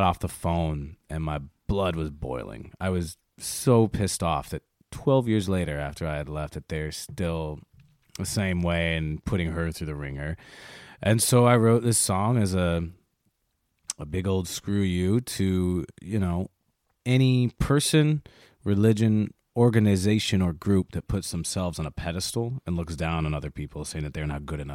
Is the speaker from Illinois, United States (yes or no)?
yes; Chicago, Illinois, United States; I was raised in Chicago in the South Side